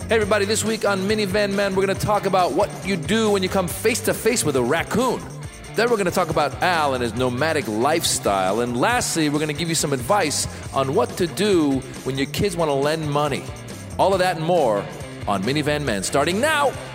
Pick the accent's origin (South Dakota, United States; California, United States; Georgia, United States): California, United States; Marin County; I grew up in Marin County, so, you know, woodsy area where I was